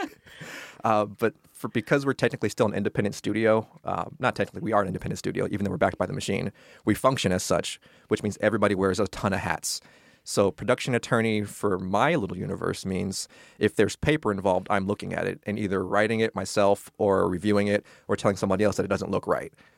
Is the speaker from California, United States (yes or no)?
yes; California, United States; also born or lived in New York; I'm from California.